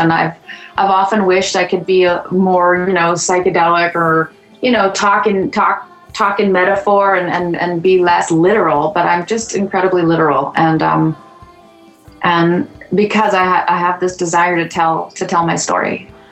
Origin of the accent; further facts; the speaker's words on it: West Coast, British Columbia, Canada; also born or lived in Sweetgrass reserve, Saskatchewan; I'm Cree, originally from Saskatchewan, although I was raised here on the West Coast. I was born on a reserve called Sweetgrass